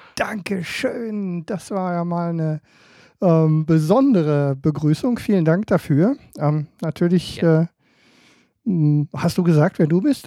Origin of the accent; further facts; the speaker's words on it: Emden, Lower Saxony, Germany; ich als, ähm, als Emder